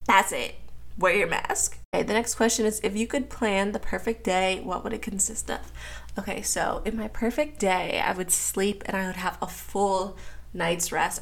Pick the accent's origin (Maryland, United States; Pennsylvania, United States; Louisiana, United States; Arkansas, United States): Pennsylvania, United States; Pittsburgh; moved away as an adult; now in Atlanta, United States; Then I moved to Pittsburgh when I was like four or five years old when my parents got divorced. I grew up in Pittsburgh